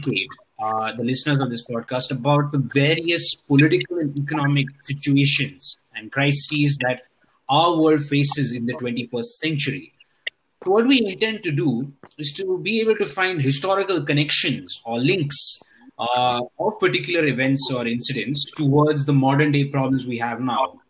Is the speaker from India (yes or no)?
yes; India; we are Indian students